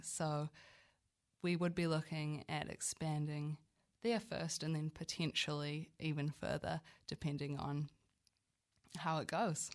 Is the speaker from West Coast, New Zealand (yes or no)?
no; Auckland, New Zealand; moved away as an adult; now in Wellington, New Zealand; I'm originally from Auckland, but now consider myself Wellingtonian through and through. I moved here for university about seven years ago